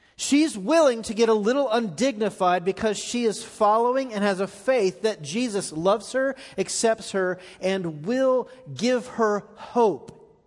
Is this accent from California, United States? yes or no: no; Florida, United States; now in Middle Tennessee, United States; I grew up in Florida